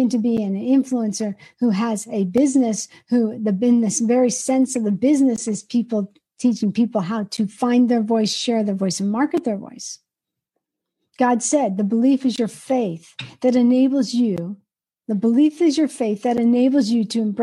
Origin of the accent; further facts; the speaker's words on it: Georgia, United States; I'm from Georgia